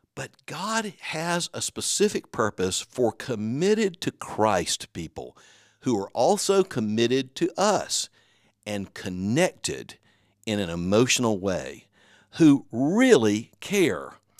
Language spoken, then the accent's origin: English; the South, United States; I'm from the South.